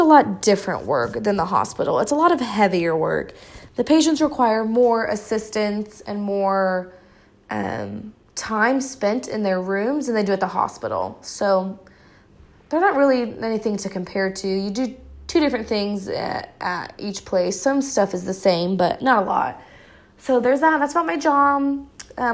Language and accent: English; Hutchinson, Kansas, United States; I work at the hospital in my hometown in Hutchinson.